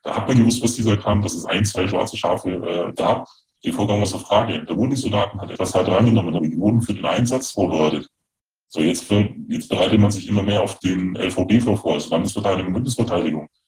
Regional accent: Germany; als Deutscher

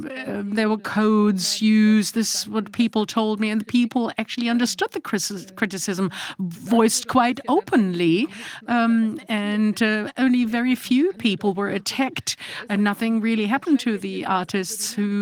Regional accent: Freiburg, Baden-Württemberg, Germany; moved away; I come from Freiburg originally.

